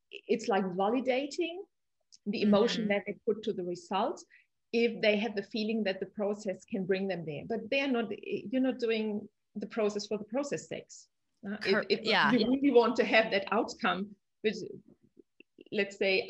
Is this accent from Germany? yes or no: yes; Munich, Bavaria, Germany; I'm from Munich